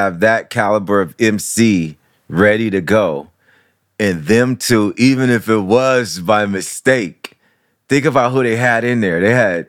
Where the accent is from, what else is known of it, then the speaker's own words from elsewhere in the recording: Midwest, United States; I don't know what side I'm on. I'm from the Midwest.